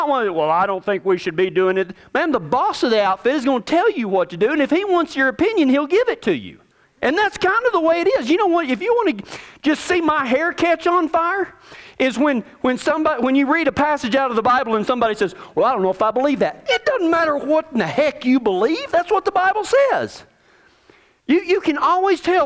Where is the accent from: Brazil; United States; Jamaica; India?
United States; Texas; I'm from Texas